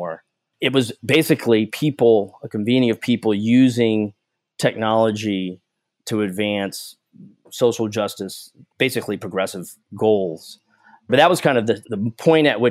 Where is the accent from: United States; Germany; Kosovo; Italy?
United States; Seaside, California; also born or lived in San Francisco, California; I was born in San Francisco, adopted basically from birth, and grew up in Seaside, California, which is just on the edge of Monterey, California.